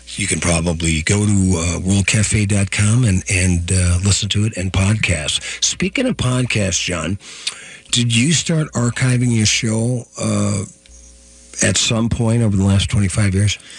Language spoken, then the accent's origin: English; Virginia, Minnesota, United States; now in Minneapolis, United States; my hometown up uh, Virginia, Minnesota, the queen city of the Iron Range